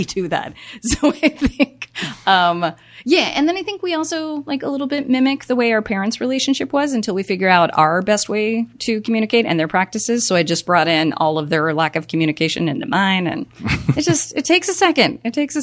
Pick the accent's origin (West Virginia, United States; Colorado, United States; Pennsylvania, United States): Colorado, United States; moved away; I'm originally from Colorado